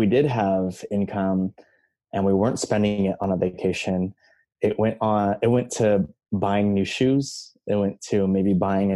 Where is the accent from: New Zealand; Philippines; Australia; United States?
Philippines; I'm from the Philippines, you know, we were colonized by Spain for 400 plus years